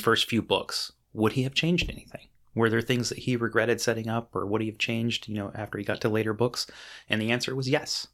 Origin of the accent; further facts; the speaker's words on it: United States; being an American reader